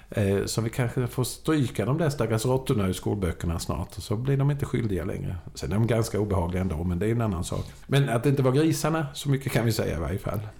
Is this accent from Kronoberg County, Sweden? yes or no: yes; Växjö, Kronoberg County, Sweden; Jag som Växjöbo